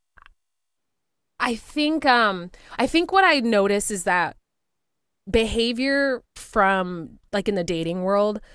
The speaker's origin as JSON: {"language": "English", "town": "Spring", "region": "Texas", "country": "United States", "tie": "born or raised there", "moved": "yes", "said": "Houston. Well, a city outside of Houston called Spring"}